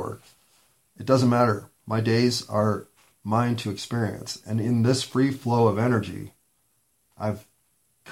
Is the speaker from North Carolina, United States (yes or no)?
no; Denver, Colorado, United States; also born or lived in East Coast / Portland, Oregon / Seattle; I was born in Denver, Colorado, but I left at 18 to go to college on the East Coast